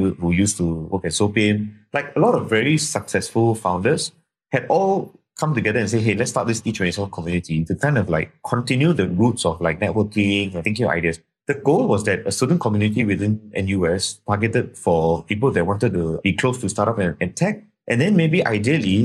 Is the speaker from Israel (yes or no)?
no; Singapore; I'm from Singapore